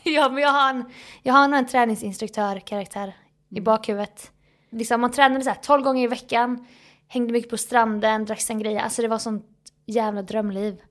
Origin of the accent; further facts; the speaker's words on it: Småland, Sweden; now in Stockholm, Sweden; min småländska näsa